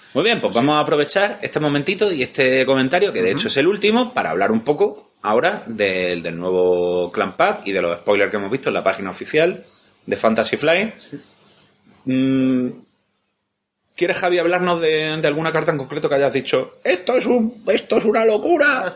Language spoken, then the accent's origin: Spanish; Andalusia, Spain; Somos de Andalucía.